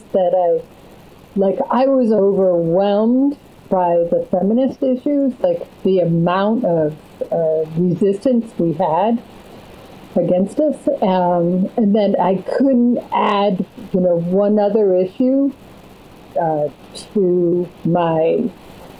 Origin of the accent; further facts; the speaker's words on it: New England, United States; moved away as an adult; also born or lived in Connecticut / Vermont; now in Los Angeles, United States; I'm a New Englander. I was sort of Connecticut and Vermont.